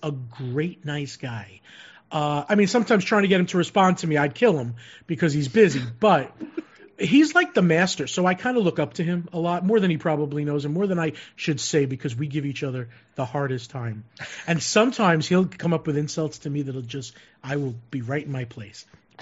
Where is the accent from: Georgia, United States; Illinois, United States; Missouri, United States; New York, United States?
New York, United States; Long Island; moved away; I'm from the East Coast, from Long Island